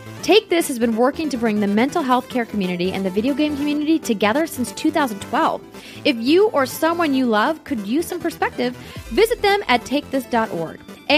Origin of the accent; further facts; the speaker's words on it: North Dakota, United States; moved away; Like, where I grew up in North Dakota, there's no ramen.